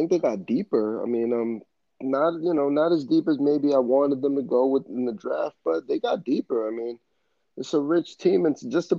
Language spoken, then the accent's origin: English; New York, United States; being a Bucks fan from New York